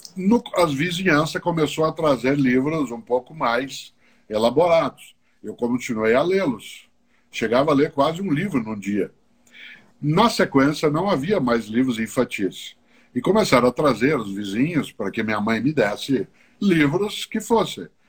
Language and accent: Portuguese; Londrina, Paraná, Brazil; accent: caipira; now in São Paulo, Brazil; na cidade de Londrina, onde eu nasci. Eu moro na capital paulista há mais de 50 anos